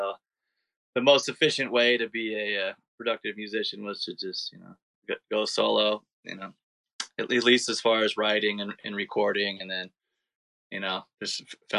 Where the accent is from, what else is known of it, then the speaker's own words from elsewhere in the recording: San Jose, California, United States; also born or lived in San Diego; now in Portland, United States; I'm originally from San Jose, like the San Francisco Bay Area